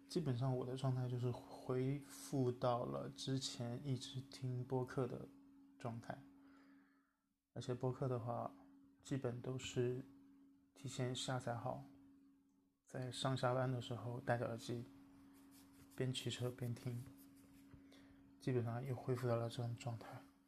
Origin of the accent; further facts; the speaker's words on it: China; now in Beijing, China; 包括我的老家